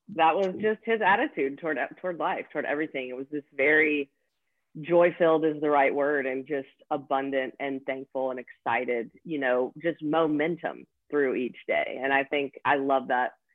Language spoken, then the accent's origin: English; Nashville, Tennessee, United States; born and raised in nashville tennessee